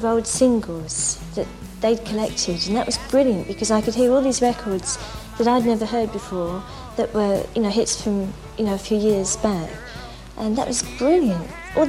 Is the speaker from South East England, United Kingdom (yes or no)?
yes; Kent, South East England, United Kingdom; I was brought up in Kent, a very sort of normal upbringing.